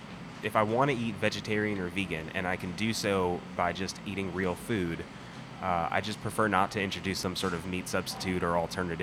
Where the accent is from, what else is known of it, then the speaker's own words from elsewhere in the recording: Nashville, Tennessee, United States; moved away as an adult; also born or lived in Georgia; We were both born in Georgia. Okay. And we ended up moving to Nashville. I was 4 or 5. And I stayed there through college.